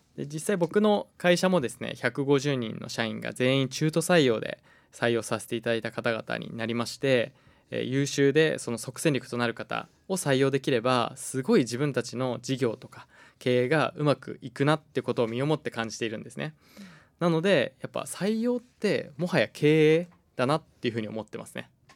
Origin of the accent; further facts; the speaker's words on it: Hokkaido, Japan; moved away; also born or lived in Tokyo; 僕が東京住んでたんですけれども地元の北海道に戻ってきて